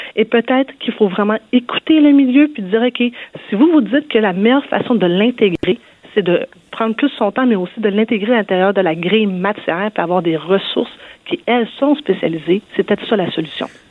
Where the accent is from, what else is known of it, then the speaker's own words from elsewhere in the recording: Quebec, Canada; chez nous au Québec, le cours de FPS a existé pendant plusieurs années. Euh, moi-même, je l'ai suivi.